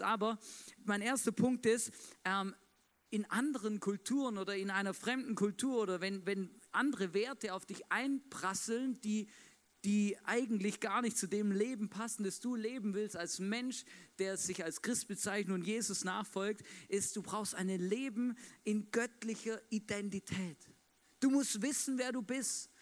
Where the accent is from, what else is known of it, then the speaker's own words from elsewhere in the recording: Swabia, Germany; moved away; ich bin ja gebürtiger Schwabe